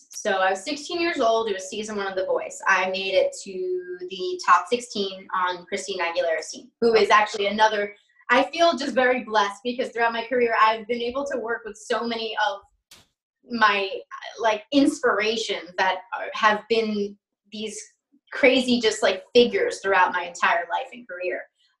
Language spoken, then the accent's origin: English; New York, United States; accent: Long Island; Cause when I was younger, I had a crazy Long Island accent like that.